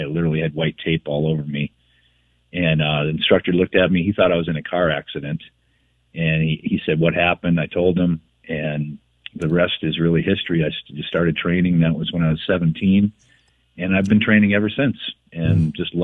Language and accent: English; Minneapolis, Minnesota, United States; Grew up in South Minneapolis in the hood.